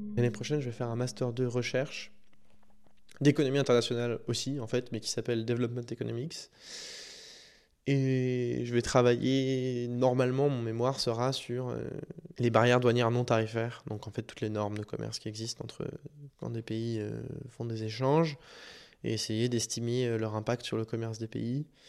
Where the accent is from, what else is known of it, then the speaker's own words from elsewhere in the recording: Paris, Île-de-France, France; Je fais 14 ans dans la même école privée à Paris